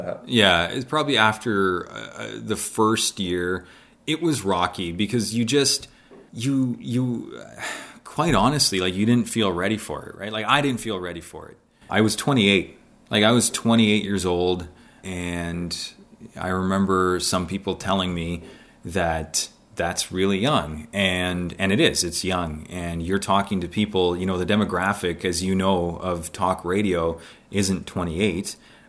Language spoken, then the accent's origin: English; Canada; also born or lived in Poland; growing up in Canada. kid from Poland growing up in Canada and loving the snow, loving the winter, loving hockey